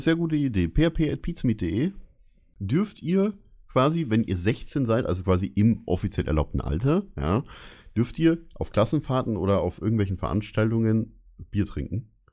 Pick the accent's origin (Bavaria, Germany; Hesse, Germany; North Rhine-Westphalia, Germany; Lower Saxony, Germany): Bavaria, Germany; Ich bin in Bayern aufgewachsen